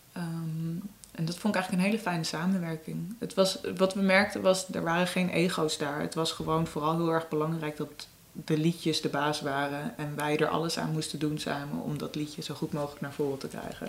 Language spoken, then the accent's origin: Dutch; Amsterdam, North Holland, Netherlands; first language Dutch; ik ben geboren in de Jordaan, ik ben echt een Amsterdamse